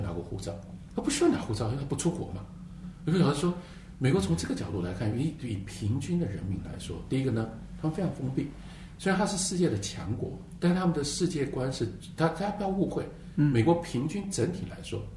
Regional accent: Taiwan; 我来自一个非常特别的环境跟特别的时代。这个环境是台湾

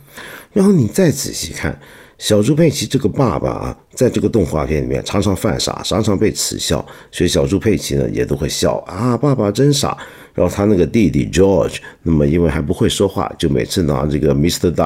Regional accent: Guangdong, China; 其中一个，我们广东人就很敏感，就会注意到他常常说广东话

